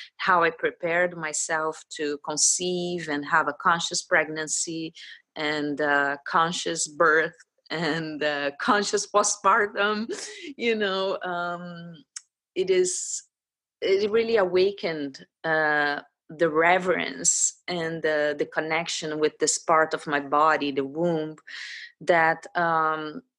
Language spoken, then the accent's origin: English; Brazil; I am Brazilian, but my father's from Poland, so I'm also from Polish ancestry.